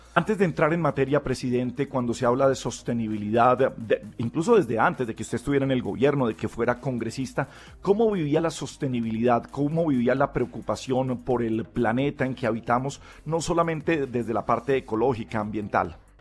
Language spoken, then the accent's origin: Spanish; Colombia; como colombianos